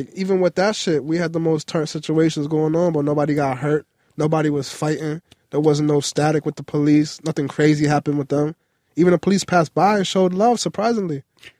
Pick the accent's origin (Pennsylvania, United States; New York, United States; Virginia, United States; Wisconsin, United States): New York, United States; New York City; I'm from the Bronx